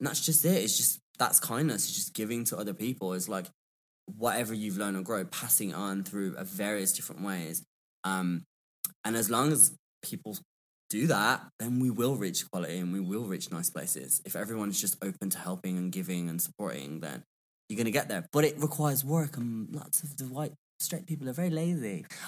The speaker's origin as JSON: {"language": "English", "region": "England", "country": "United Kingdom", "said": "but I'm English. I can make words up."}